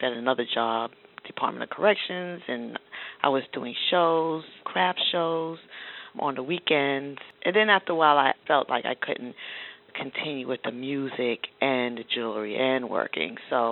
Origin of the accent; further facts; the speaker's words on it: New York City, New York, United States; I grew up in Queens, and my parents were artists